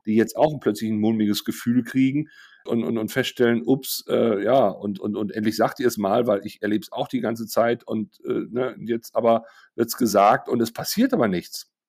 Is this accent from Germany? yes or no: yes; Germany; als Deutsche